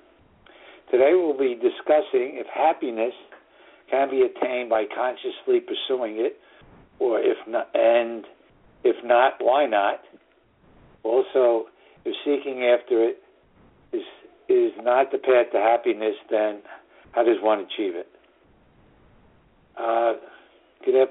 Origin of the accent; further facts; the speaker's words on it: New York City, New York, United States; northern suburbs of New York City, my hometown